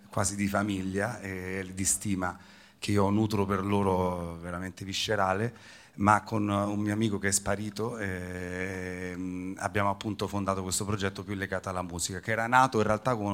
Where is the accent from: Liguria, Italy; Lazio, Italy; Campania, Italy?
Lazio, Italy; Rome; now in Palermo, Italy; io sono romano ma sono dieci anni che non abito più a Roma e da cinque anni ho lo studio a Palermo